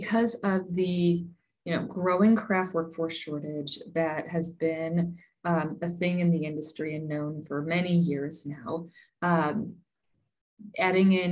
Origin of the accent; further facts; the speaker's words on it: St. Louis, Missouri, United States; moved away; I'm originally from the St. Louis area.